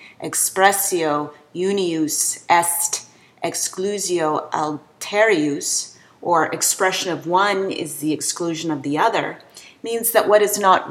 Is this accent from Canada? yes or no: yes; Canada; we Canadians